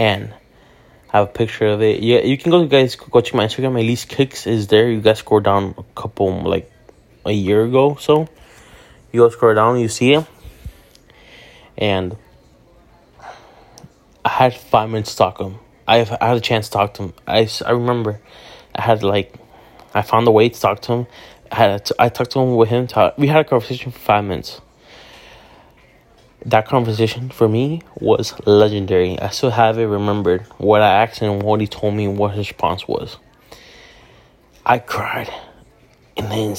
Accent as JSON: {"language": "English", "town": "Hialeah", "region": "Florida", "country": "United States", "said": "I'm a kid from Hialeah, aka Neo de Hialeah, or in English, the kid from Hialeah"}